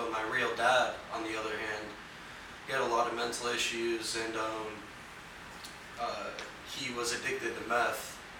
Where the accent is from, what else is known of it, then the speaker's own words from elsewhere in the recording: Omaha, Nebraska, United States; moved away; I'm from Omaha, Nebraska.